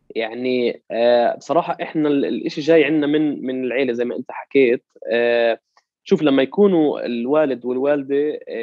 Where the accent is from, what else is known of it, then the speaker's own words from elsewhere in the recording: Jerusalem, Palestine; also born or lived in Hebron / Jordan; أنا انولدت في مدينة القدس وتعلمت في مدارسها لحد الجامعة